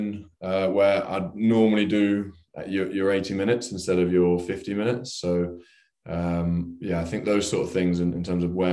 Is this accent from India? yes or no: no; London, United Kingdom; as a Englishman who's lived in pretty much around London his whole life